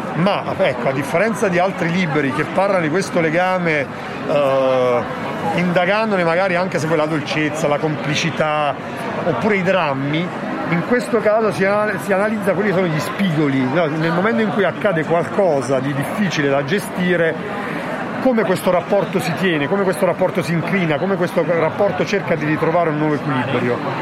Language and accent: Italian; Campania, Italy; moved away; also born or lived in Milan; io sono campano